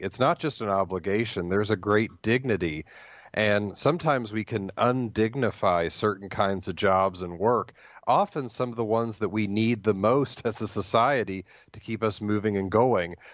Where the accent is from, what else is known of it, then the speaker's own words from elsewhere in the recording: Ohio, United States; now in Hillsdale, United States; I grew up in Ohio, so I, I am an Ohio State fan